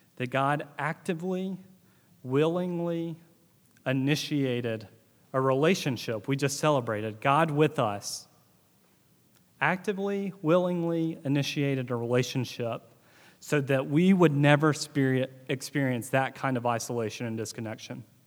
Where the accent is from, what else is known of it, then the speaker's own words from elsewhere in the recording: Northeast Mississippi, United States; growing up in Northeast Mississippi and being in the South